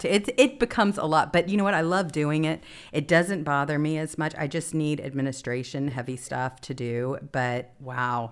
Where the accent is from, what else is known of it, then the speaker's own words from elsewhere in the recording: Mississippi, United States; moved away; I'm from Mississippi originally, too